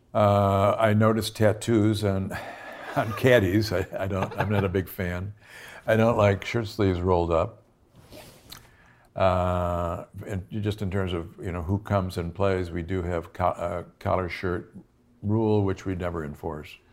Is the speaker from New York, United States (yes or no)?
yes; Buffalo, New York, United States; I'm from Buffalo